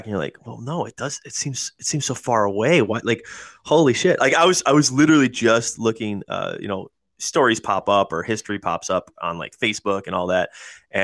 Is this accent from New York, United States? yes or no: yes; Buffalo, New York, United States; moved away; I'm from Buffalo